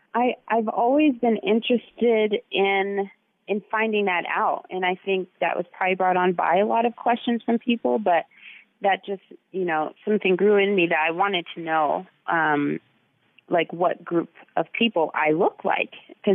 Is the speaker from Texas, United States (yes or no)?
yes; Texas, United States; born there; I'm like, Texas, you know, I was born in Texas, and they'd be like shocked.